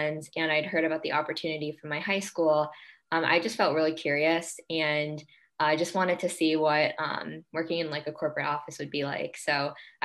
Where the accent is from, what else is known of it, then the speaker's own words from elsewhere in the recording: New York, United States; I'm originally from New York and have been here my whole life